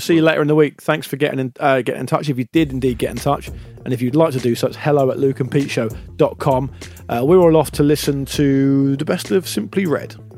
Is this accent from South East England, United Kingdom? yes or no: yes; Gosport, South East England, United Kingdom; now in London, United Kingdom; Fairham, just next to Gosport where I'm from.